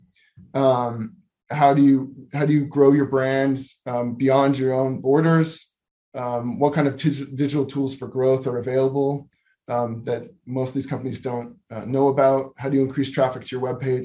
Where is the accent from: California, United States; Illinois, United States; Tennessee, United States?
California, United States; San Diego; I'm a San Diegan